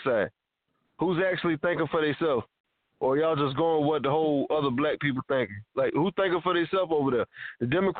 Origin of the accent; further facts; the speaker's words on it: United States; I'm an American citizen